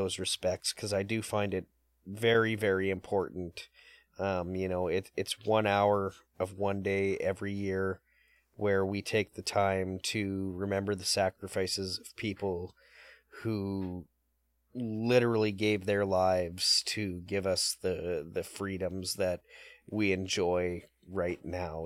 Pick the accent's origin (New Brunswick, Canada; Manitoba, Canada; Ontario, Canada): Manitoba, Canada; Winnipeg; I'm from Winnipeg